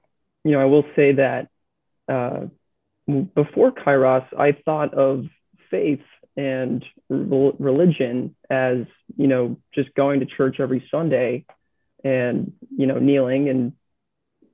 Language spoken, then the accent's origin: English; New England, United States; I was born and raised in New England